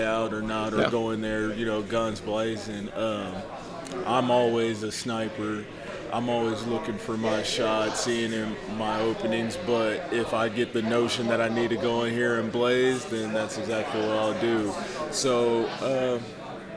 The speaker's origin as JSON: {"language": "English", "town": "Huber Heights", "region": "Ohio", "country": "United States", "said": "I'm originally from Dayton, Huber Heights, Ohio"}